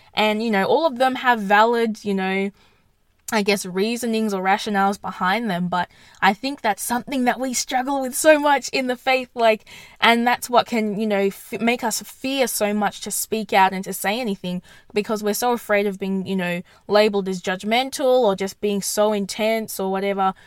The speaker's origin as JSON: {"language": "English", "town": "Perth", "region": "Western Australia", "country": "Australia", "said": "I'm in I'm from Perth"}